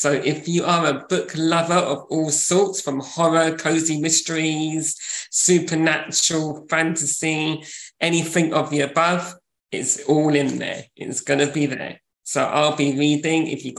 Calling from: London, United Kingdom; I am from North Finchley, calling from North Finchley.

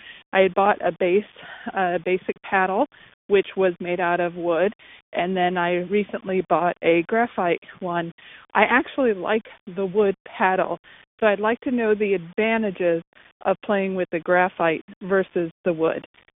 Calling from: Dinuba, California, United States; I'm calling from Dinuba, California. That's in the Central Valley, right in the middle of the state.

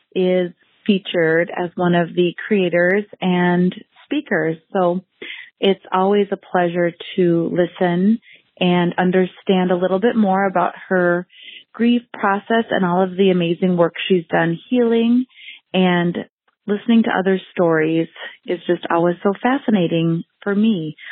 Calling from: Waconia, Minnesota, United States; I am a listener from Waconia, Minnesota

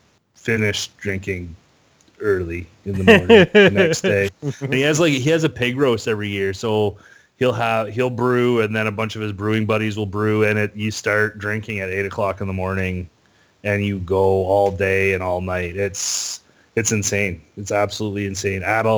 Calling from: Kingston, Ontario, Canada; so I'm in a town called Kingston, Ontario. I am 2.5 hours east of Toronto and about 2 hours west of Ottawa.

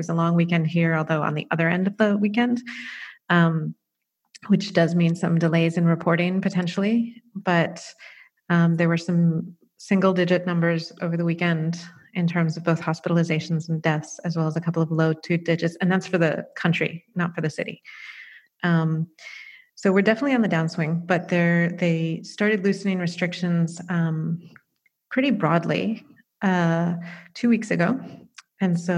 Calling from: The Hague, South Holland, Netherlands; I'm in The Hague in the Netherlands, and Honestly, from my window, it looks pretty normal here.

